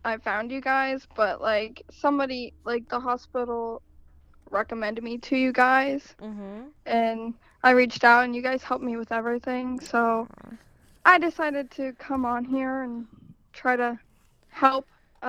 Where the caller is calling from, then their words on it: Union City, Pennsylvania, United States; Union City, PA.